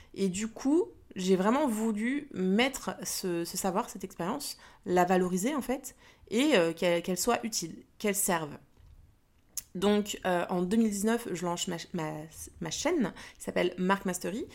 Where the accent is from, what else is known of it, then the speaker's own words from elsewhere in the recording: Paris, Île-de-France, France; Je suis née à Paris et pour l'instant je vis toujours en région parisienne